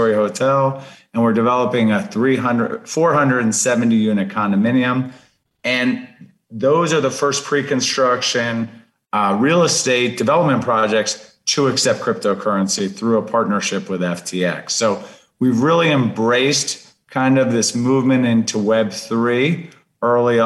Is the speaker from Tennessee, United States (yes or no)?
no; Miami, Florida, United States; I'm born and raised in Miami